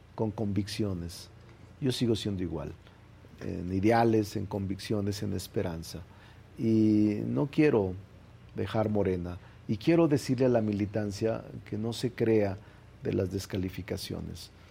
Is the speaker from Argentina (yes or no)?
no; Zacatecas, Mexico; moved away as an adult; now in Mexico City, Mexico; Yo nací en Zacatecas, goberné Zacatecas, quiero mucho a Zacatecas. Ahí están mis muertos, ahí están mis raíces, ahí está mi origen. Pero la mayor parte de mi vida, desde que vine a estudiar a la UNAM en los 80 la he pasado en la Ciudad de México